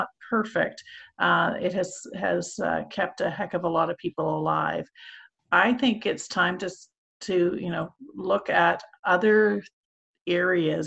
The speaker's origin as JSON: {"language": "English", "country": "Canada", "said": "as a Canadian"}